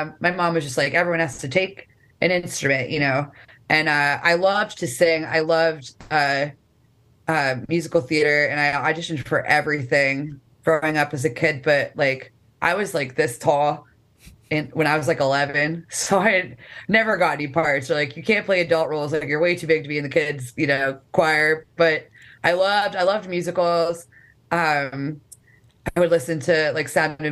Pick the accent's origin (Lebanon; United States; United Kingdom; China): United States; Erie, Pennsylvania; moved away as an adult; also born or lived in State College, Pennsylvania / Jersey Shore, New Jersey; now in Philadelphia, United States; born and raised in Erie, Pennsylvania